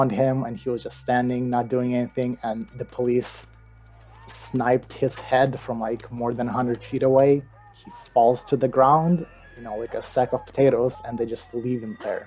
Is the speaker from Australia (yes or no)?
no; Moldova; now in Evanston, United States; I'm originally from Eastern Europe, a small country called Moldova